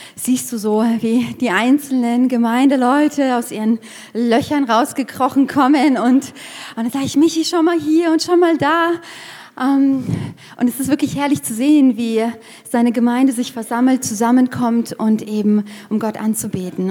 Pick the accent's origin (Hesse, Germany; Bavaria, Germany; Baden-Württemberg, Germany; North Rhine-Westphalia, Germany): Hesse, Germany; near Frankfurt; moved away as an adult; also born or lived in Erlangen / Fürth; now in Nuremberg, Germany; Ich komme eigentlich aus Hessen, aus der Nähe von Frankfurt